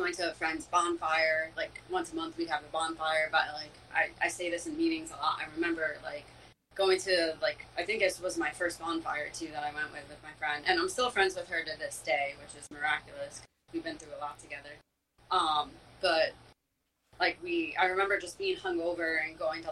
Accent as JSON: {"language": "English", "area": "Monmouth County", "region": "New Jersey", "country": "United States", "tie": "born or raised there", "said": "I grew up in Monmouth County"}